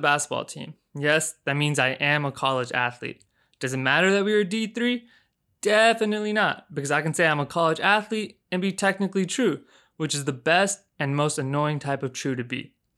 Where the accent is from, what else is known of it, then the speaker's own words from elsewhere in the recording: Houston, Texas, United States; moved away as an adult; now in Chicago, United States; I was born and raised in Houston, Texas